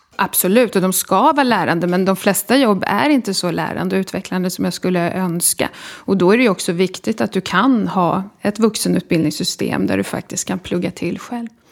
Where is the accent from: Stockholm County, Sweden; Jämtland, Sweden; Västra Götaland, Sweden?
Stockholm County, Sweden; Solna; also born or lived in Sundbyberg; Jag är född i Stockholm och uppvuxen i Solna